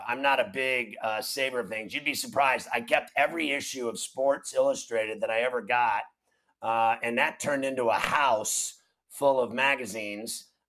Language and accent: English; Pittsburgh, Pennsylvania, United States; as a kid growing up in Pittsburgh